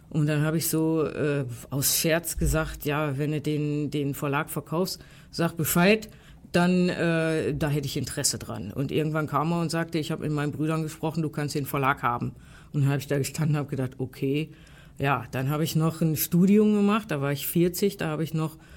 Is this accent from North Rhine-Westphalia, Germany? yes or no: yes; Essen, North Rhine-Westphalia, Germany; ich komme aus Essen, in Borbeck hängt in der Buchhandlung so ein Plakat im Fenster